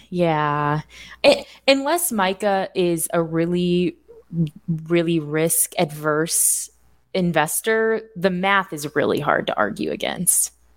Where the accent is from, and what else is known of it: Indiana, United States; born or raised there; moved away